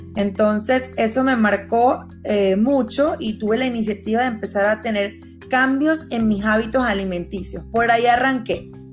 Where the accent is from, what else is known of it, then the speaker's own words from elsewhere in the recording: Venezuela; moved away as an adult; now in Panama; Yo soy venezolana y hace cinco años pisé Panamá